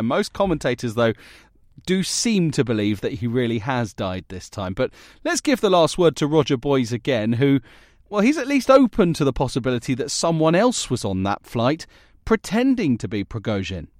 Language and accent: English; United Kingdom; as a Brit